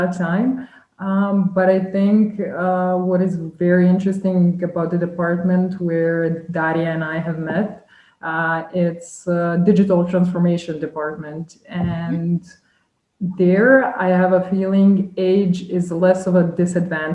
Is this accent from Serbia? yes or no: yes; Belgrade, Serbia; moved away as an adult; now in Vienna, Austria; I was born and raised in Belgrade in Serbia